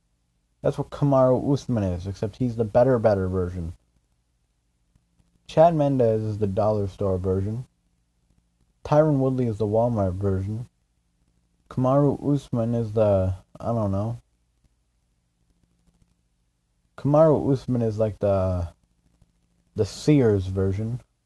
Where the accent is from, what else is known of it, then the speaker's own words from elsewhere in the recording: Canada; I'm Canadian.